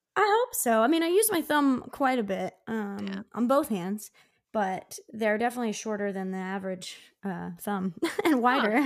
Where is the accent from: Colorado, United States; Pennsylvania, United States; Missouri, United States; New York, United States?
Pennsylvania, United States; Downingtown; my hometown of Downingtown, which is about 40 miles west of Philly